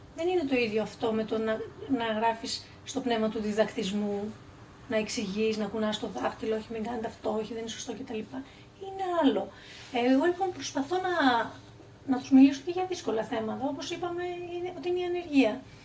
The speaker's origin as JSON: {"language": "Greek", "town": "Karpenisi", "region": "Central Greece", "country": "Greece", "tie": "born or raised there", "said": "εγώ γεννήθηκα το 1974. Ε, και μεγάλωσα στο Καρπενήσι, που είναι μια μικρή πόλη"}